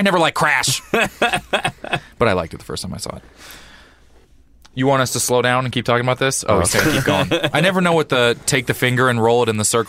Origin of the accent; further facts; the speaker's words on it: Missouri, United States; And I'm from Missouri